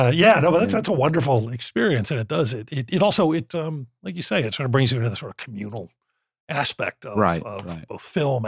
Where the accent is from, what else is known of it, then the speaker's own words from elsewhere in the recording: Philadelphia, Pennsylvania, United States; I grew up in Philadelphia